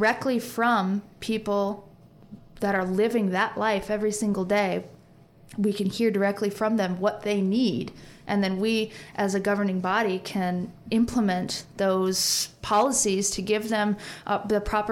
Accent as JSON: {"language": "English", "town": "Valparaiso", "region": "Indiana", "country": "United States", "tie": "born or raised there", "said": "I was raised in Hilltop, and there were any type of person that you could imagine, they're in this neighborhood."}